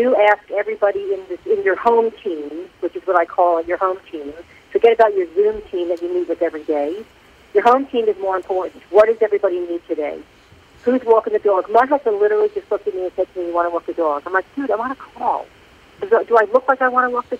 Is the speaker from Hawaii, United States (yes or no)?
no; New York, United States; accent: North Jersey; now in Atlanta, United States; I'm from New York, but I live in Atlanta.